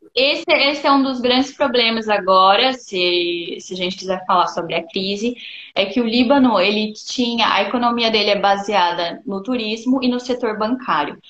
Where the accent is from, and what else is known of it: Brazil; moved away as an adult; now in Lebanon